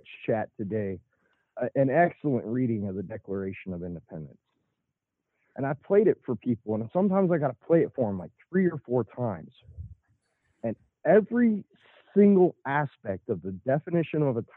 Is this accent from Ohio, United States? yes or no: yes; Grove City, Ohio, United States; also born or lived in Upper Arlington, Ohio; I grew up in Grove City, and then I relocated to Upper Arlington